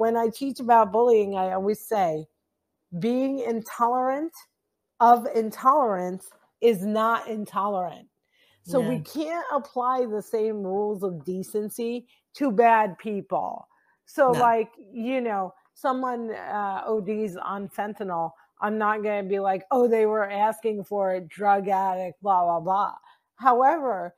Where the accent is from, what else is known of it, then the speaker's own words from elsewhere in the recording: New Jersey, United States; I'm from New Jersey and our tongues are like legendary